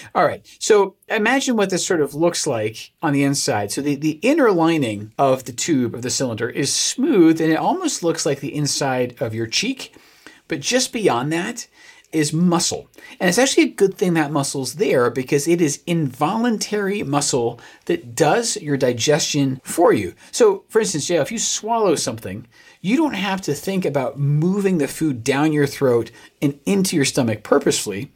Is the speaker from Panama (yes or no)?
no; United Kingdom; I am a British man